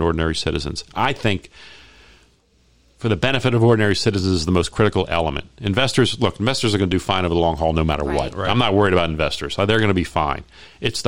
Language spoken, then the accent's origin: English; Baltimore, Maryland, United States; now in Las Vegas, United States; I grew up in Baltimore